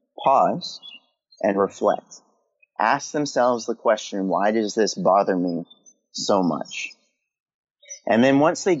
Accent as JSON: {"language": "English", "region": "California", "country": "United States", "tie": "born or raised there", "moved": "yes", "lives_now": "Maryland, United States", "said": "I'm on the East Coast in Maryland. And for the first time in my life, I live in four seasons because I grew up in California"}